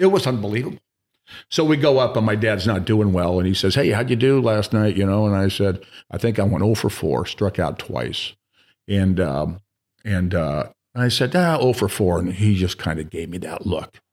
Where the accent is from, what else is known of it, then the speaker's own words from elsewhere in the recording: California, United States; moved away; we were body surfing in California. something that I grew up doing